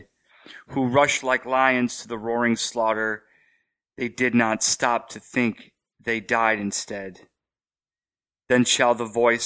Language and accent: English; Cleveland, Ohio, United States; now in New Orleans, United States; growing up in Cleveland